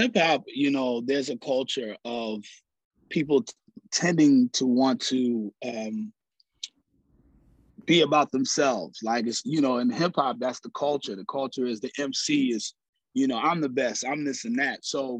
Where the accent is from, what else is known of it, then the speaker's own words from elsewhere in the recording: Ghana; also born or lived in Philadelphia; now in Atlanta, United States; I am from Philly. I am originally from Philly, but I was also raised in Ghana, West Africa.